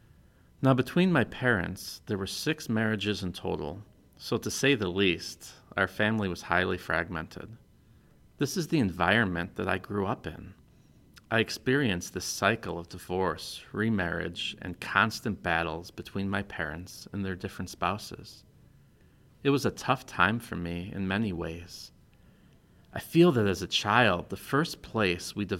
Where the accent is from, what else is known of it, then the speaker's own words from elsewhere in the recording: Des Plaines, Illinois, United States; also born or lived in Yorkville, Illinois; I grew up in Des Plaines, Illinois, in a broken home